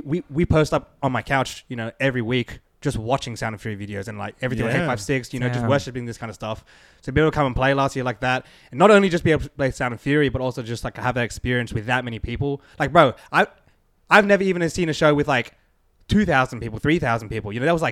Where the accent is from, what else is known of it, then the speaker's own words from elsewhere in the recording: Sydney, New South Wales, Australia; I mean, I'm from Sydney, man. We're from Australia.